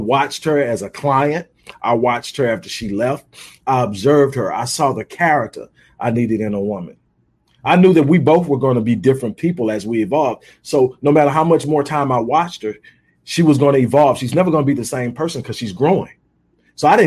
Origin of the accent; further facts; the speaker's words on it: Houston, Texas, United States; now in Houston, United States; I'm originally from Houston, but I've lived in a lot of different places